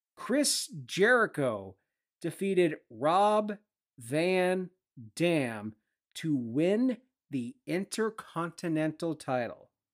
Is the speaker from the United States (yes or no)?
no; Sauble Beach, Ontario, Canada; my hometown boy, Curtis McDermott, who recently brought the Stanley Cup home to Sobel Beach